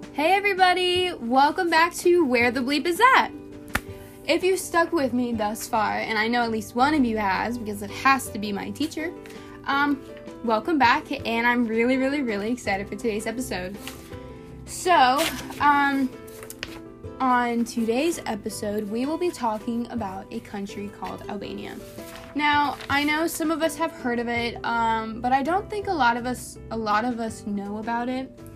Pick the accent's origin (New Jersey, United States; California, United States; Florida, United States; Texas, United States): Florida, United States; Tampa; now in West Palm Beach, United States; back in my hometown in Tampa, we had these beautiful, powdery, white, sandy beaches.